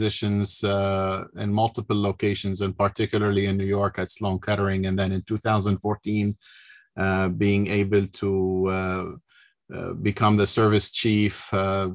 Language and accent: English; North Lebanon, Lebanon; moved away as an adult; I was born in Lebanon, in the north of Lebanon, went to a school in Lebanon and to medical school in Beirut